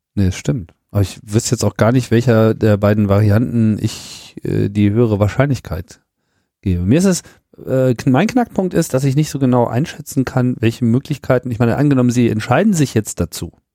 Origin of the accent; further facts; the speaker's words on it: Germany; ich bin ja auch Deutscher, obwohl ich kein Deutscher auf dem Papier bin